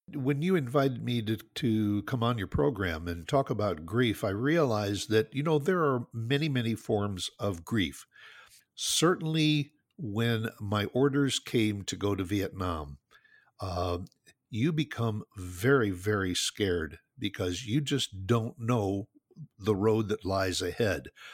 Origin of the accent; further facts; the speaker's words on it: Northwest Indiana, United States; moved away as an adult; also born or lived in New Jersey / Chicago area; now in Dallas, United States; I grew up, my childhood was all spent in Northwest Indiana, just, just southeast of Chicago